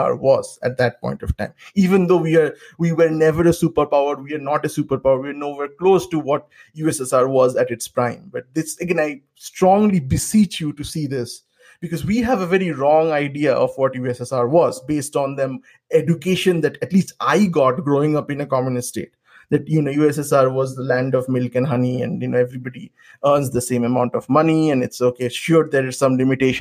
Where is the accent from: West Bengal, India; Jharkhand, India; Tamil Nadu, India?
West Bengal, India; we grew up in Bengal.